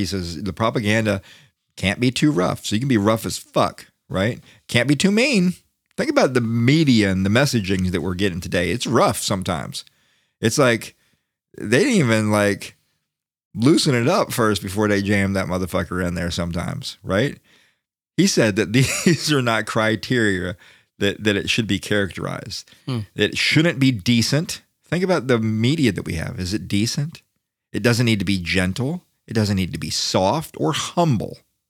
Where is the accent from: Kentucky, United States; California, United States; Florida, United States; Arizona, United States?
Florida, United States; now in Washington, United States; I'm from Florida.